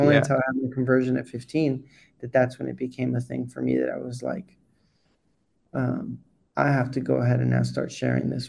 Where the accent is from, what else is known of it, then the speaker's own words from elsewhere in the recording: Colombia; born and raised in Colombia